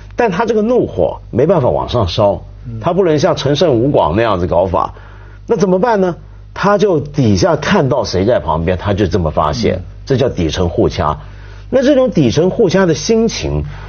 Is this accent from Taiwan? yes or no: no; China; 我们中国人